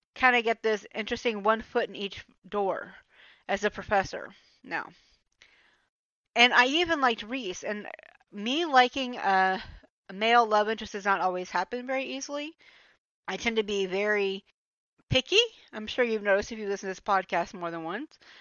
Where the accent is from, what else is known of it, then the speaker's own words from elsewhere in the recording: Atlanta, Georgia, United States; moved away as an adult; now in Germany; I am actually from Georgia. I grew up in metro Atlanta